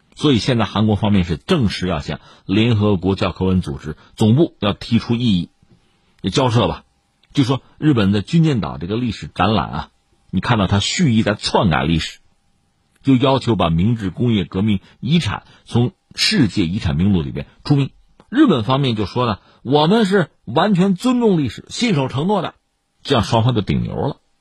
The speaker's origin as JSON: {"language": "Chinese", "country": "China", "said": "对我们中国人也好"}